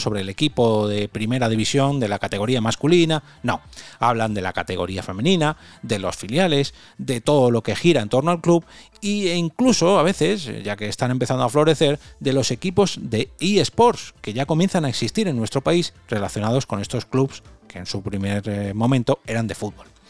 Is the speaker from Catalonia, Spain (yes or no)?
no; Madrid, Community of Madrid, Spain; soy de Madrid y el catalán no lo domino mucho